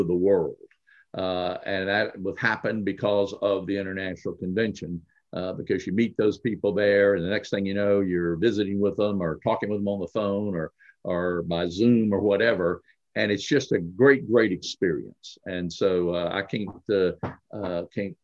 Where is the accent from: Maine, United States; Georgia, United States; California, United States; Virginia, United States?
Georgia, United States; Atlanta; it's my hometown